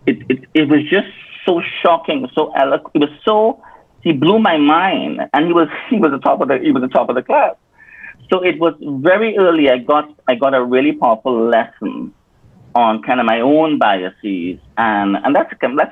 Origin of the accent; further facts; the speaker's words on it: Point Fortin, Trinidad & Tobago; moved away as an adult; also born or lived in United States; I was raised in Trinidad and Tobago, in one of the villages called Point Fortin